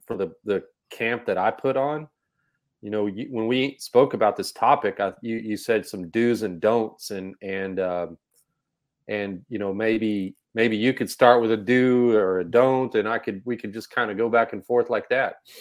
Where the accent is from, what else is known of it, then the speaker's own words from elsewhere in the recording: Texas, United States; I'm from Texas, we all play football